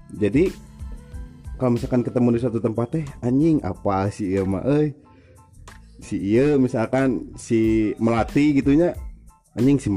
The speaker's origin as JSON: {"language": "Indonesian", "town": "Cianjur", "region": "West Java", "country": "Indonesia", "said": "jangan ngerusak citra kita orang Cianjur gitu dengan kelakuan kalian masa kita dari kota santri"}